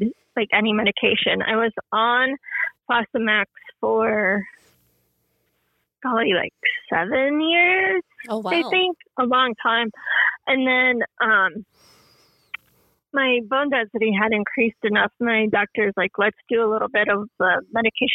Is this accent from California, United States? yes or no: no; Colorado, United States; I am from Colorado, just live right outside Denver, between Denver and Boulder.